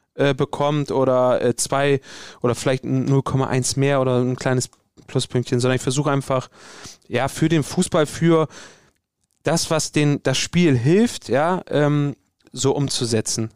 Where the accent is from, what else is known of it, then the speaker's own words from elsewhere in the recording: Bremen, Germany; ich bin hier in Bremen geboren, ich bin hier aufgewachsen, das ist meine Heimat. Ich komme äh, ursprünglich aus Bremen-Nord.